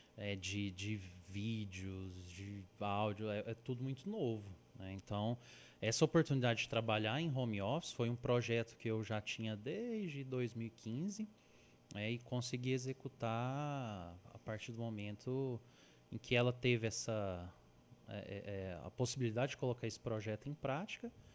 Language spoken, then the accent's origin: Portuguese; Uberlândia, Minas Gerais, Brazil; eu sou de Uberlândia, Minas